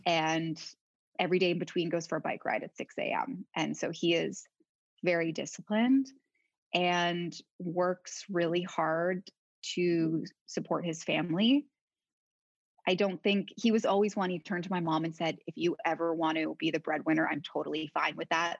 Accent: Toronto, Ontario, Canada; moved away as an adult; now in Paris, France; I was born and born in Toronto, but raised just outside the city in the suburbs

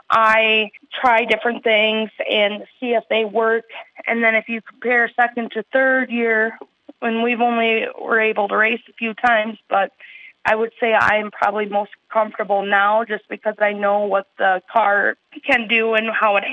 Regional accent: Chatfield, Minnesota, United States; also born or lived in Austin, Minnesota; I grew up in Chatfield all my life

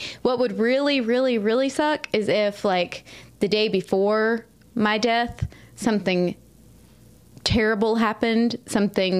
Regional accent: Southeast, United States; moved away; I grew up in the Southeast, mobile

